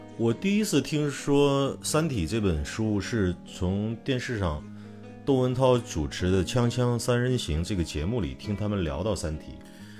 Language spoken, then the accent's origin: Chinese; China; 我们中国人